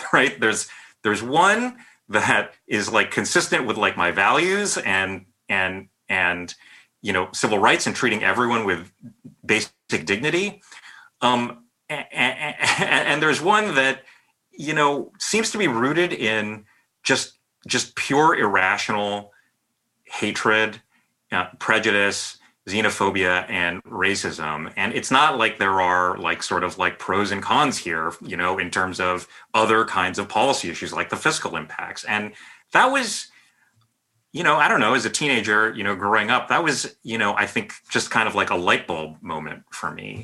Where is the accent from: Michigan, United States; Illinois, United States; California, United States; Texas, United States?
California, United States; San Jose; moved away as an adult; now in New York, United States; Having grown up in the Bay Area, I still think of myself as like a Bay Area person, even though I've been living in New York pretty much for over 20 years now